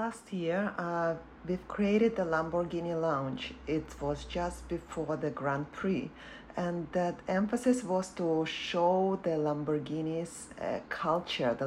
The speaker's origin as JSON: {"language": "English", "region": "Saint Petersburg", "country": "Russia", "tie": "born or raised there", "moved": "as an adult", "lives_now": "Singapore", "said": "I was born in St. Petersburg in Russia."}